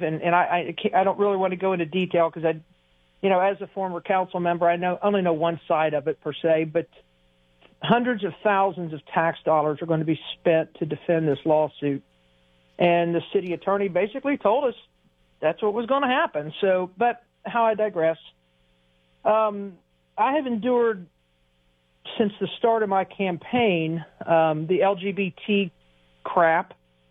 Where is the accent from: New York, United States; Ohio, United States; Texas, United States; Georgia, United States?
Ohio, United States; Lebanon; growing up in Lebanon, I always say Warren County's so Republican it's shaped like an R